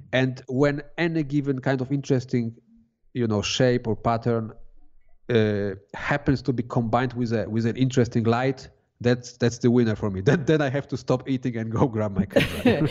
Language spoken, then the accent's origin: English; Poland; moved away as an adult; now in Switzerland; I come from Poland